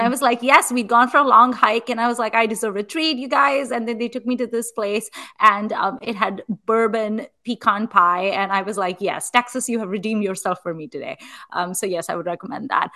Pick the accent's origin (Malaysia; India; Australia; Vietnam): India; moved away; also born or lived in Chicago; i'm Indian